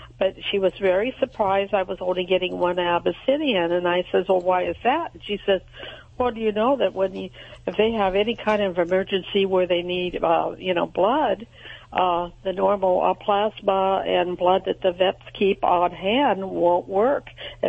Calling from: Royal Grande, California, United States; Royal Grande, California.

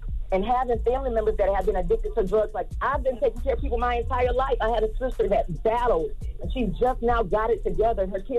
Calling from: Orlando, Florida, United States; I'm calling from Orlando.

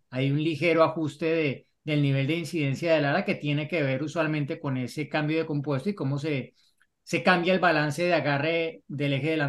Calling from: Mexico City, Mexico; Hola, formuleros … de la Ciudad de México.

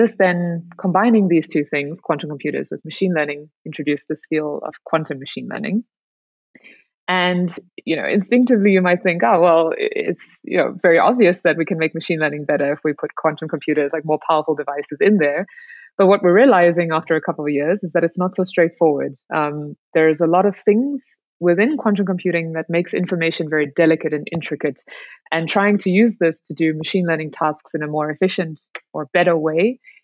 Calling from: South Africa; I'm good, thanks. I'm calling in from South Africa, actually.

